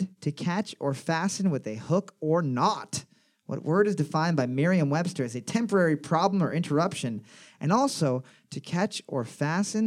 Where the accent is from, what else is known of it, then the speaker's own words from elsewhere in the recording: North Bay, Ontario, Canada; I'm from North Bay